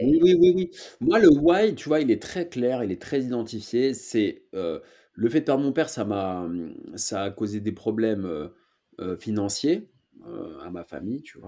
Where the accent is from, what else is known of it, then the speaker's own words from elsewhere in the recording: Paris, Île-de-France, France; je suis né à Paris, j'habite à Paris